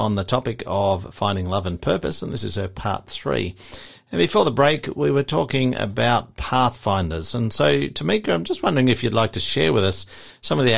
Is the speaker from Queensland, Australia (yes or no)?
no; Ulverstone, Tasmania, Australia; my hometown of Ulverston